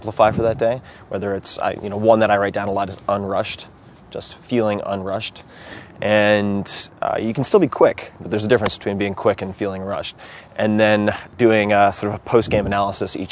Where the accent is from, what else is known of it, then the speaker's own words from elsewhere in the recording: Long Island, New York, United States; I grew up on Long Island